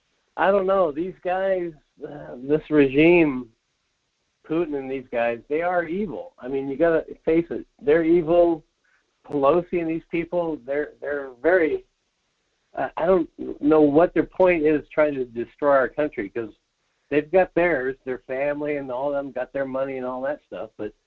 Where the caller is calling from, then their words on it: Soldotna, Alaska, United States; Hey, this is … from Soldotna.